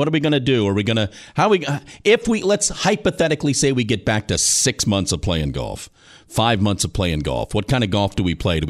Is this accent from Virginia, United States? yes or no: yes; Virginia, United States; moved away; also born or lived in North Carolina; growing up in Virginia and working in North Carolina